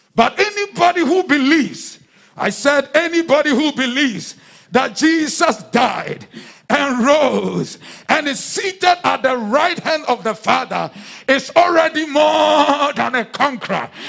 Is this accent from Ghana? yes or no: yes; Accra, Greater Accra, Ghana; the days when we were in, in, in, in Accra